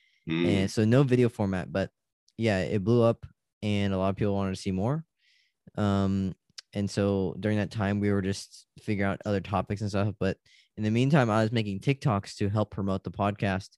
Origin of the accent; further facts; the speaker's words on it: California, United States; I'm from California